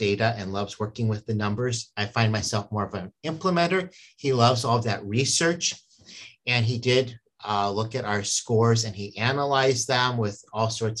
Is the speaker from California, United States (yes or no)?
yes; San Diego, California, United States; now in Minnesota, United States; I grew up in San Diego, we called it PE